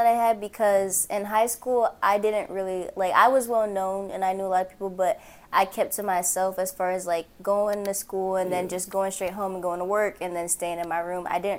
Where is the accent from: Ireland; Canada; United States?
United States; Port Huron, Michigan; also born or lived in Arizona / Texas / North Carolina; So the thing is, I'm from Port Huron, but like, I've also lived multiple places, so I've never been set and settled in one place. So I'm from there, but I've lived in Arizona, Texas, North Carolina, multiple parts of Michigan.